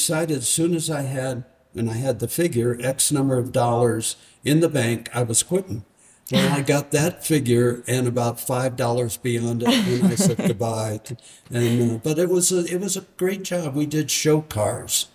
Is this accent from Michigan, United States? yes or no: yes; Detroit, Michigan, United States; moved away as an adult; also born or lived in Santa Fe; now in Marfa, United States; I was born in Detroit, which I went to high school there